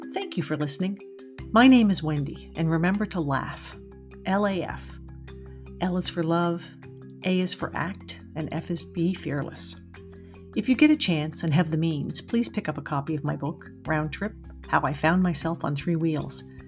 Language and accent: English; Nova Scotia, Canada; moved away; also born or lived in Montreal area, Quebec; I grew up in Nova Scotia and moved to the Montreal area